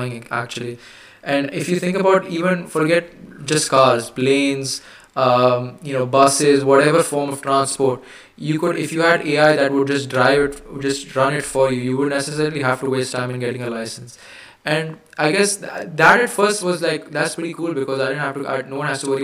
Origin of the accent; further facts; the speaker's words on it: India; I'm Indian. Yes, I am Indian. In the human definition, I am Indian